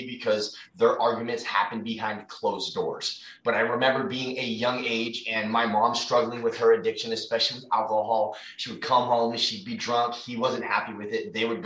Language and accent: English; Fremont, California, United States; also born or lived in San Mateo, California; We moved to Fremont.